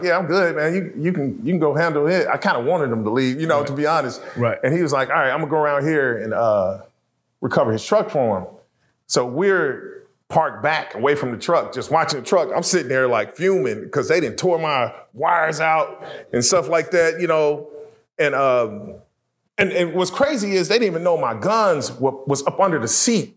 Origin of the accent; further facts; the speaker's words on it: Kansas City, Missouri, United States; now in Dallas, United States; I grew up in Kansas City